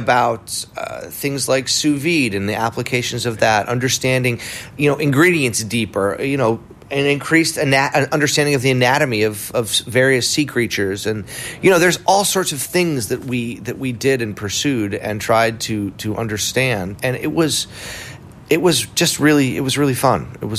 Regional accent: New England, United States; We ate a lot of donuts growing up. I mean, I come from New England, where donuts have always enjoyed a place.

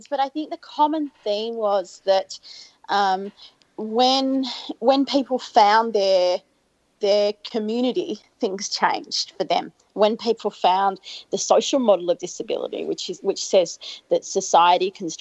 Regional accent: Albury, New South Wales, Australia; moved away; I grew up in Albury, in country

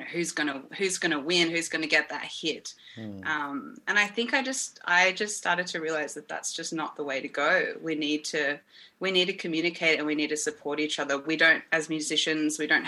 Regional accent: Melbourne, Victoria, Australia; I'm a musician from Melbourne. I've always been here, probably always will.

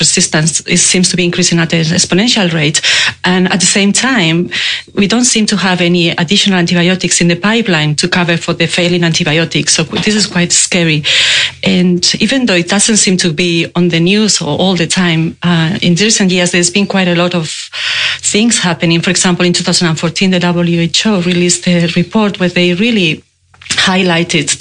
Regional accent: Spain; moved away as an adult; now in Melbourne, Australia; I'm Spanish. Yeah? I moved to Australia many years ago, but I can't get rid of my accent.

